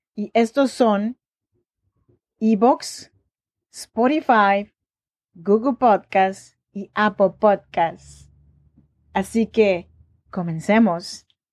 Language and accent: Spanish; Chinantla region, Oaxaca, Mexico; now in Sacramento, United States; Yo soy mexicana, oaxaqueña, de la región chinanteca